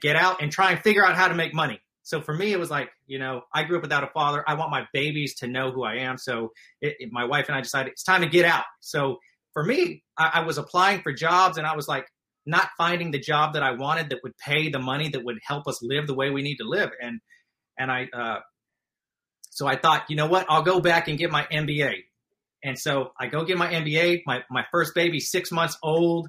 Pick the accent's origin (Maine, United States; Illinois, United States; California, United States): California, United States; Stockton; I grew up in Stockton, California